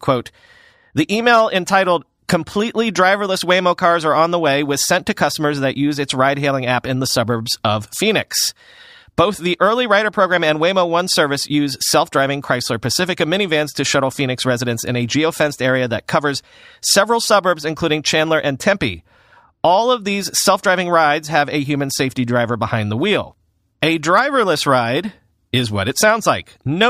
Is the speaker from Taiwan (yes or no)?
yes; Taiwan; also born or lived in Hong Kong; I am ethnically Chinese. I was born in Taiwan and I lived in Hong Kong for a time.